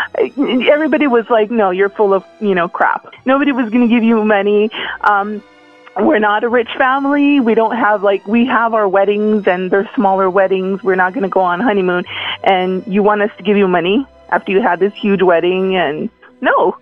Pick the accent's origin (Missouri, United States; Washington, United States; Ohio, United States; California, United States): California, United States; Los Angeles; now in Winnipeg, Canada; I'm from Los Angeles